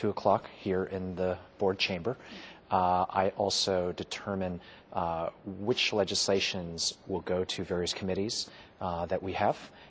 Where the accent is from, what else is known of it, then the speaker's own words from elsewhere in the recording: Boston, Massachusetts, United States; moved away; I grew up in the Boston area, and lived in different parts of Boston, went to a Catholic high school in Dorchester